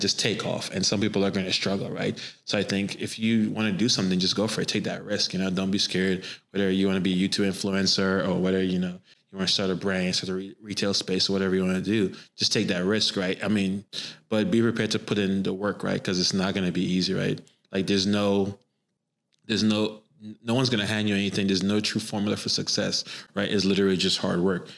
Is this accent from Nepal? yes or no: no; Trinidad & Tobago; I grew up in Trinidad and Tobago